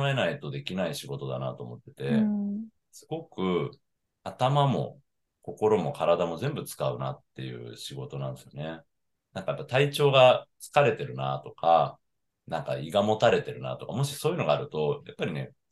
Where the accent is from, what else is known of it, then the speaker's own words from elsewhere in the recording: Higashimurayama, Tokyo, Japan; moved away as an adult; now in Kagoshima, Japan; 出身はね、東京なんですよ。東京の東村山というところから来て